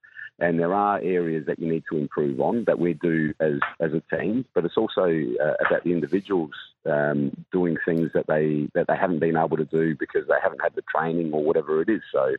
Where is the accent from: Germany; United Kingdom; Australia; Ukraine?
Australia; South Australia; it's been in Adelaide for a long time, because I'm South Australian.